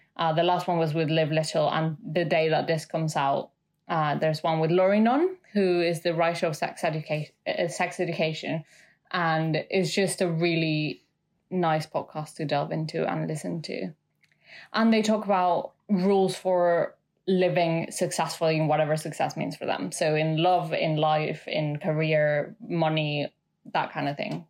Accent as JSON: {"language": "English", "region": "Mexico City", "country": "Mexico", "moved": "yes", "lives_now": "United Kingdom", "said": "I'm from Mexico City."}